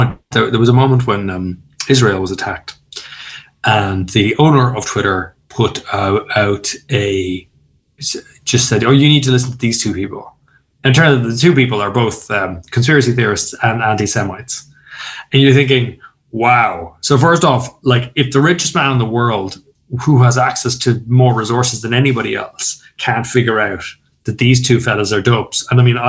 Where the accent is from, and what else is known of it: Ireland